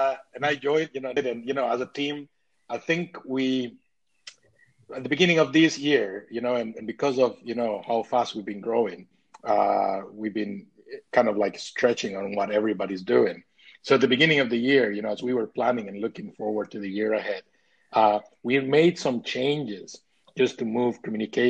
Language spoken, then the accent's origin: English; Costa Rica; now in North East England, United Kingdom; I'm originally from Costa Rica, now based in the northeast of England